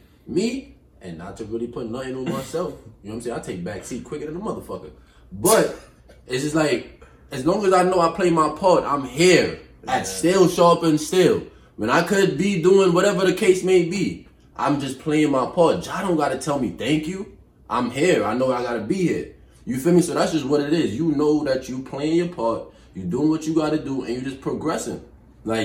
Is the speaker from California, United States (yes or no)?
no; New York, United States; I'll give you a how you doing and I'm out here. I'm from New York.